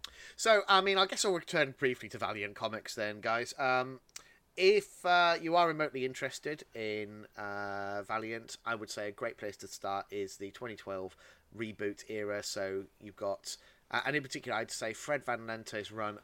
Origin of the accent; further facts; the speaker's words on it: United Kingdom; I am British. I was raised on tea.